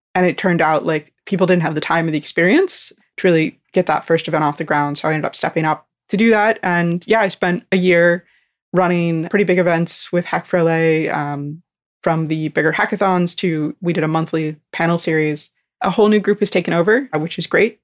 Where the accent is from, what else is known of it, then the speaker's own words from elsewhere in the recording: North Florida, United States; I'm from North Florida